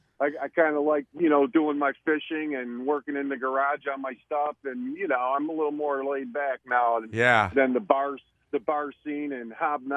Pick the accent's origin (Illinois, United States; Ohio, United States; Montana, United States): Illinois, United States; Chicago; also born or lived in Orland Park, Illinois; I grew up on Peterson in California on the north side, but now I live in Orland Park, which is a southwest suburb of the city.